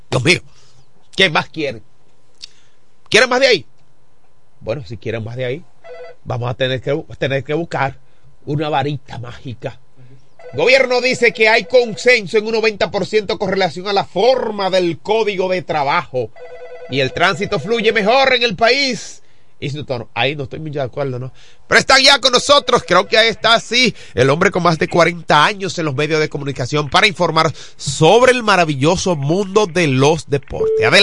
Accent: Dominican Republic; Pero mire como dominicano, hermano

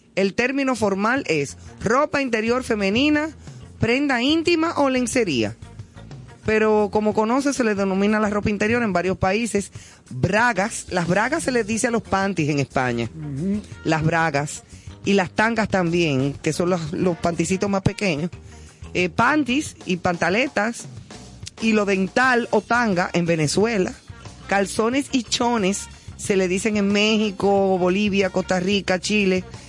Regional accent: Dominican Republic; como decimos en buen dominicano

